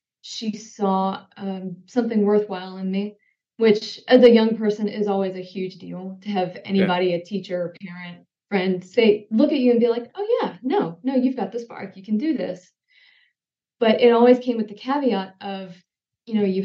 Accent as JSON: {"language": "English", "region": "Mississippi", "country": "United States", "tie": "born or raised there", "said": "I grew up in Mississippi, spent pretty much my entire life there"}